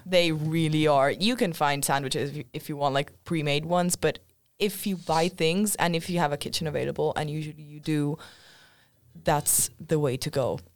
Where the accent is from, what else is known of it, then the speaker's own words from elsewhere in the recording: Milan, Lombardy, Italy; moved away as an adult; now in Sweden; I'm from Milan.